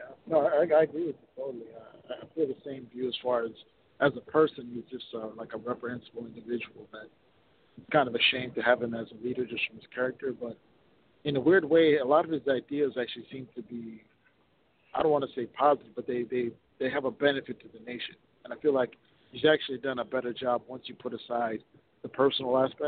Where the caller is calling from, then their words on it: Minnesota, United States; I'm calling from Minnesota.